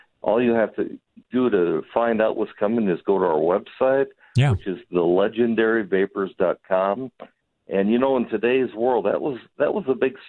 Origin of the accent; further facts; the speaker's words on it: Wisconsin, United States; now in Hot Springs, United States; I'm from Wisconsin originally. Back in the 70s, I moved down here to Hot Springs